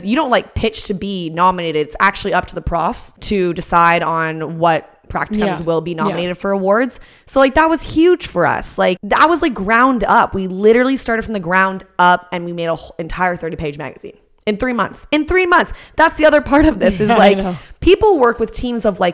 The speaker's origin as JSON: {"language": "English", "country": "Canada", "said": "we're Canadian"}